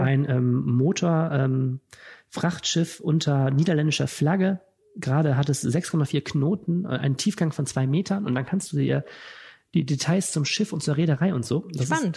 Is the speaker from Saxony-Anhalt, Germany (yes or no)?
no; Wuppertal, North Rhine-Westphalia, Germany; now in Düsseldorf, Germany; nicht gebürtiger Düsseldorfer, sondern Wuppertaler